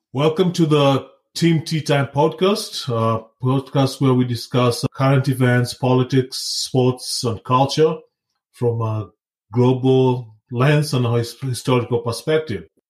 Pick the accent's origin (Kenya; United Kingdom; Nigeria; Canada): Kenya; now in United States; I live in the US, but I was born in uh, Kenya. That's my home country. That's where I was raised. I was there throughout my childhood